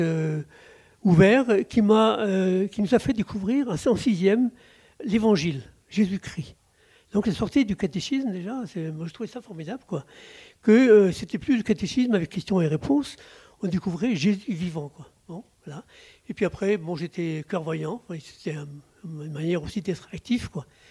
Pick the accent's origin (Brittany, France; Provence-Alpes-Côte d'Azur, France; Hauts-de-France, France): Brittany, France; Plouzévédé; also born or lived in Brest; Je suis né à Pouzévédé, c'est tout à côté de, Guiglan, c'est pas loin. À Pouzévédé, et donc mes, parents étaient paysans, petits paysans